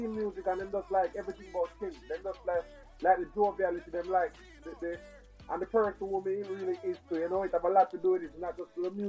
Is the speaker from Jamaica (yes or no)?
yes; Kingston, Jamaica; also born or lived in Annotto Bay, St. Mary, Jamaica; I was born in Anatabia, and at the same time, I come to Kingston, and we just grow from there